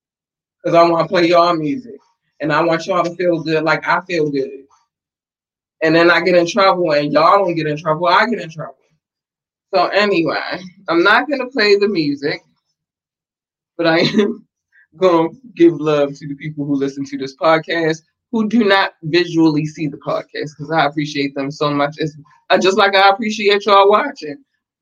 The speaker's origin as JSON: {"language": "English", "country": "United States", "said": "We got the United States, and it's always love for my home country. I haven't been to another country yet"}